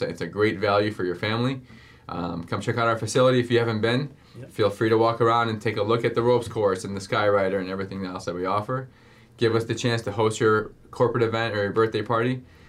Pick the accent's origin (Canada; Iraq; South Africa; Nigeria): Iraq; now in United States; I was born in the Middle East. You know, I was born in Iraq